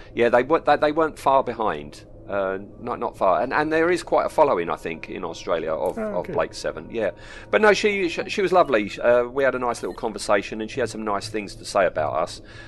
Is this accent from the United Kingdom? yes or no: yes; United Kingdom; we're British